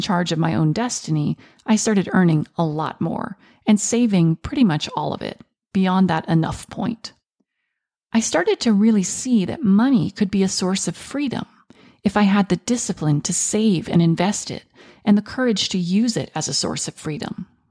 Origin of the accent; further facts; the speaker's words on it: United States; I was born in the United States, but my mother and her family are from Venezuela